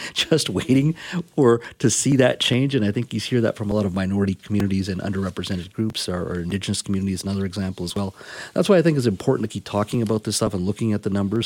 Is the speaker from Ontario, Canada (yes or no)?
no; Williams Lake, British Columbia, Canada; my hometown of Williams Lake, where I grew up.